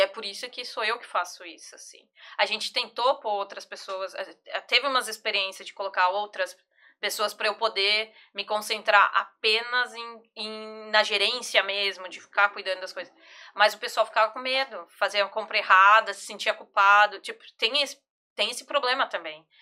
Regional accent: São Paulo, Brazil; eu sou de São Paulo, e eu jogava lá na Devira

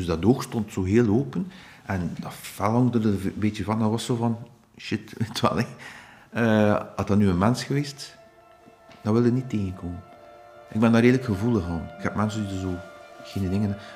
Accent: Ostend, Flanders, Belgium; ik ben van Oostende, dus alles met Oostende uh, lijkt mij nauw aan het hart.

